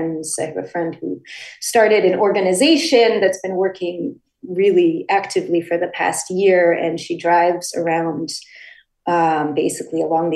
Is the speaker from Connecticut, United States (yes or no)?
yes; Connecticut, United States; I grew up in the United States, and actually I grew up in Connecticut precisely because all four of my Ukrainian grandparents in 1943, in the midst of World War II, were forced to leave their homeland.